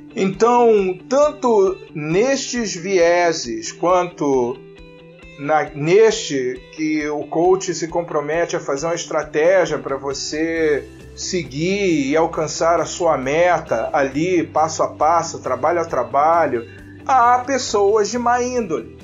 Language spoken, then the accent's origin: Portuguese; Rio de Janeiro, Brazil; eu nasci, fui criado e vivo no Rio de Janeiro